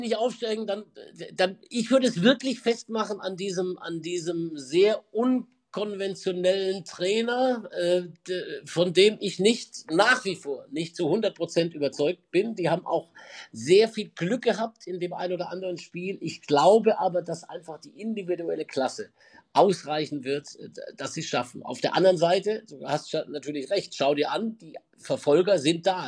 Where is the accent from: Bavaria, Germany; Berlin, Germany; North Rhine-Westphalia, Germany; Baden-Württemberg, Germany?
Baden-Württemberg, Germany; Mühlacker; moved away as an adult; also born or lived in Pforzheim / Stuttgart; now in Munich, Germany; Ich bin in, in, in Pforzheim geboren, dann bin ich in, in, einem, in einem Kaff, neun Kilometer von Pforzheim entfernt, aufgewachsen